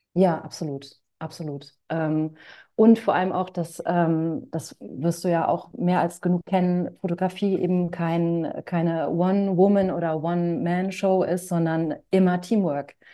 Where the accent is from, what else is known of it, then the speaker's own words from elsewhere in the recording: Hanover, Lower Saxony, Germany; ich bin in Hannover groß geworden